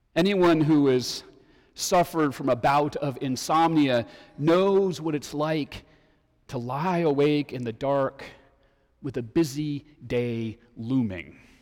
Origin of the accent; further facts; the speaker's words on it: Denver, Colorado, United States; growing up in Denver when I was in high school